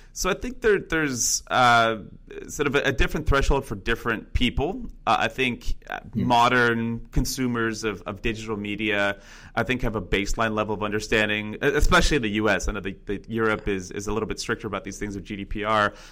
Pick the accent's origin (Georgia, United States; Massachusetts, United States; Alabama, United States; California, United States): California, United States; Northern; originally I'm from Northern California and uh, grew up about an hour north of uh, the San Francisco area